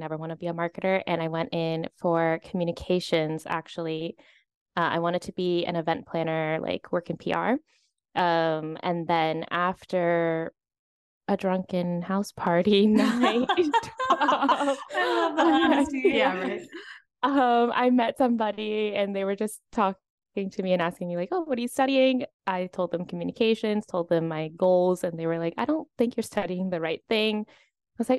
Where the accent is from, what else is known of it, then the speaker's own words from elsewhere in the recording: Virginia, United States; moved away as an adult; now in Spain; I'm originally from Virginia